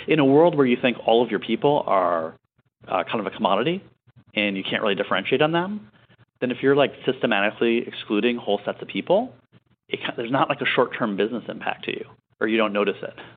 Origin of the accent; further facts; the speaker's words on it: Michigan, United States; also born or lived in San Francisco; now in New York, United States; I grew up in Michigan